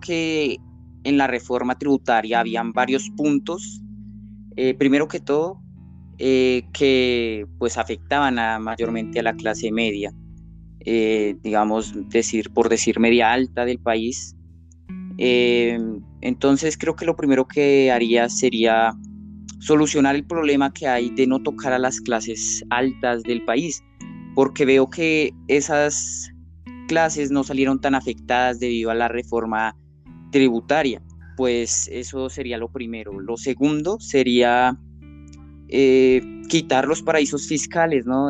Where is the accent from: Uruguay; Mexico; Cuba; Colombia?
Colombia; como colombianos